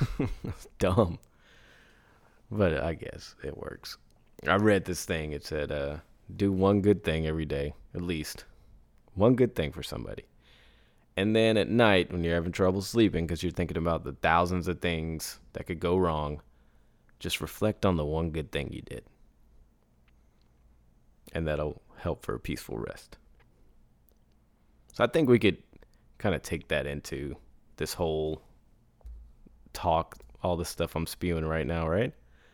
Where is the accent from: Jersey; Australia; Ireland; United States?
Ireland; I'm from Ireland, so a lot of creator funds aren't open to Irish creators.